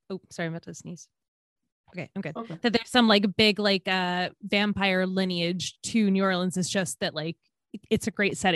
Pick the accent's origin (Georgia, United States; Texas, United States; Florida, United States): Georgia, United States; grew up in Georgia